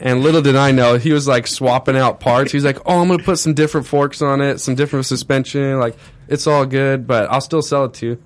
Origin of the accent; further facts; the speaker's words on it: Corona, California, United States; also born or lived in Orange County, California; Lived full-time Corona, California